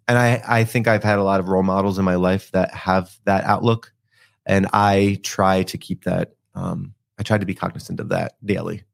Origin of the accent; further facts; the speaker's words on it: Philadelphia, Pennsylvania, United States; I'm from Philadelphia